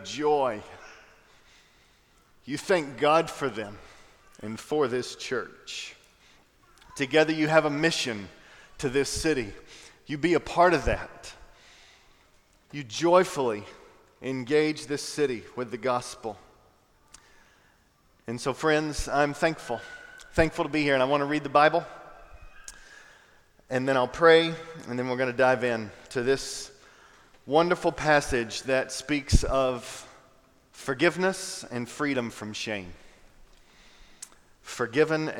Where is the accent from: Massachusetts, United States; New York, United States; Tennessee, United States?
Tennessee, United States; Knoxville; now in Raleigh, United States; I grew up in Knoxville, Tennessee